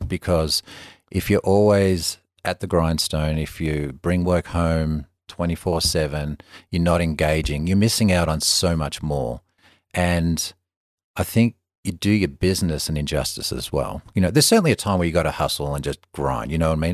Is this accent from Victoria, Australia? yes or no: yes; Melbourne, Victoria, Australia; moved away; the same kid, you know, forty years ago playing in the streets of Melbourne